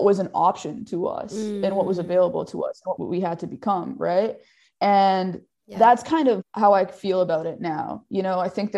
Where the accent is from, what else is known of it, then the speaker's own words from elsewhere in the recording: Edmonton, Alberta, Canada; growing up in Edmonton